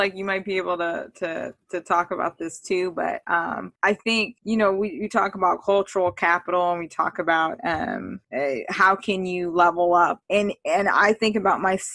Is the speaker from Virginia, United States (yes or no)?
no; California, United States; I grew up in California